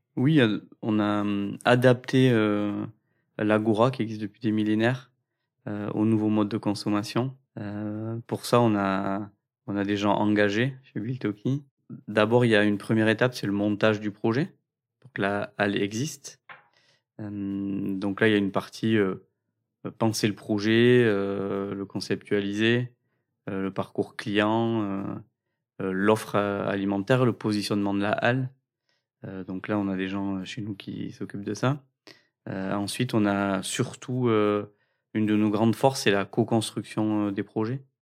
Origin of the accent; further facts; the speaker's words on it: Cambo-les-Bains, Nouvelle-Aquitaine, France; On vient de Cambourg-les-Bains